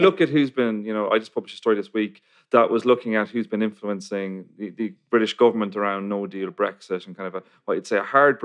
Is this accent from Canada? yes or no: no; Ireland; I'm from Ireland